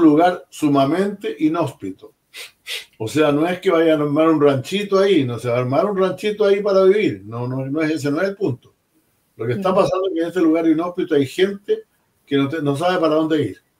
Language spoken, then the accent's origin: Spanish; Chile